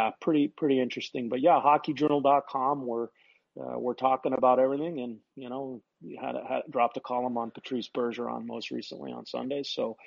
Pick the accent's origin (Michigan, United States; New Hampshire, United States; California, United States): New Hampshire, United States; moved away; also born or lived in Nebraska; I grew up in New Hampshire